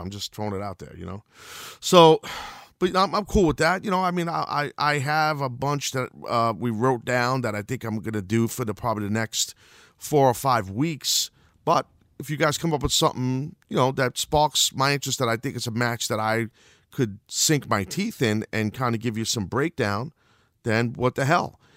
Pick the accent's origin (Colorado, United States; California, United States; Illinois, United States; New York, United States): New York, United States; I'm from New York